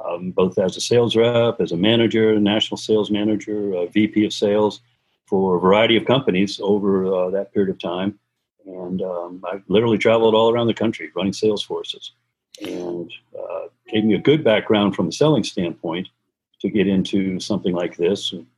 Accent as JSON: {"language": "English", "town": "Fort Lauderdale", "region": "Florida", "country": "United States", "tie": "born or raised there", "also_born_or_lived": "Sunrise", "said": "I had gone all my life to public school, though, through Sunrise and Fort Lauderdale High School"}